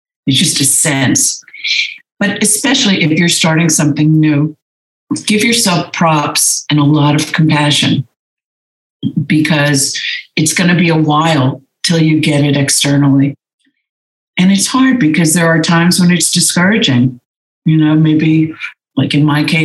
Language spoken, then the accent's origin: English; New Jersey, United States; moved away as an adult; also born or lived in Los Angeles, California / New York; now in Santa Monica, United States; I grew up in New Jersey.